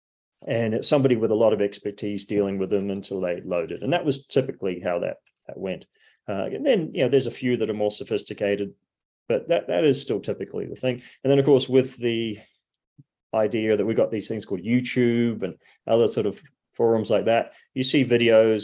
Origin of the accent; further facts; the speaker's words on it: New Zealand; being a New Zealander, I mean, there were two sayings that I was brought up